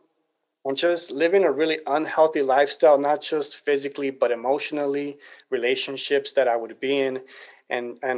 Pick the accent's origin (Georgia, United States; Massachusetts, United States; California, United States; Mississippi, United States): California, United States; Los Angeles; I was born and raised in Los Angeles, California